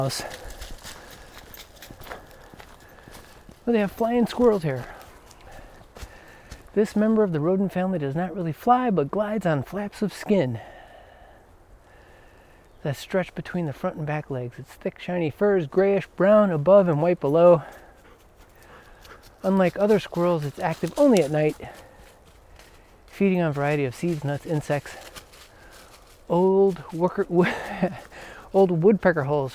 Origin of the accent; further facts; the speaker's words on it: Chicago, Illinois, United States; now in Georgia, United States; I'm from Chicago